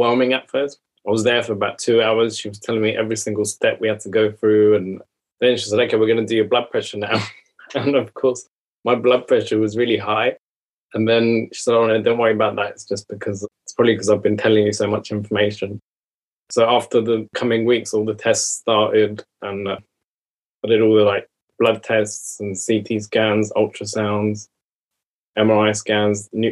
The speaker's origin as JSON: {"language": "English", "country": "Iran", "moved": "yes", "said": "I'm from Iran originally"}